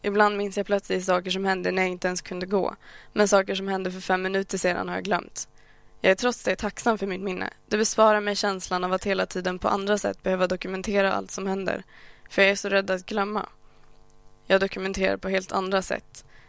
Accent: Sweden; jag faktiskt är född här? Att jag aldrig levt i något annat?

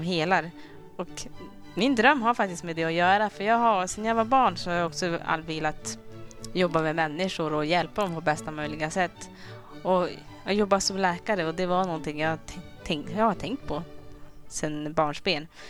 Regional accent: Rwanda; first language Kinyarwanda; Swedish is a second language; now in Sweden; Vi kommer ju från Rwanda

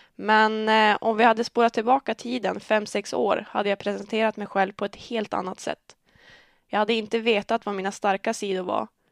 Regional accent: Örnsköldsvik, Västernorrland County, Sweden; Jag är född och uppvuxen i Örnsköldsvik

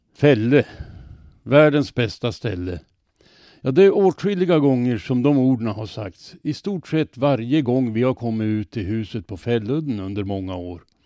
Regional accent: Robertsfors, Västerbotten County, Sweden; now in Örnsköldsvik, Sweden; jag kommer ifrån Robertsfors. Där fanns det i min barndom gott om bomänner

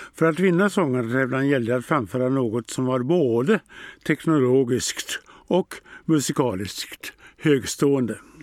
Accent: Örnsköldsvik, Västernorrland County, Sweden; Jag är född och uppvuxen här i Örnsköldsvik

